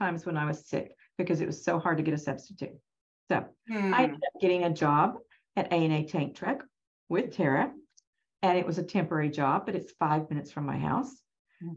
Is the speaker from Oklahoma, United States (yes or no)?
yes; Norman, Oklahoma, United States; I'm from Norman, grew up in Norman, graduated from Norman High and University of Oklahoma